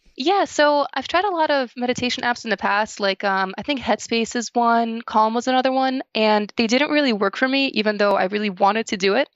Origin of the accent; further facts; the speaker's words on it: New Jersey, United States; So I'm from New Jersey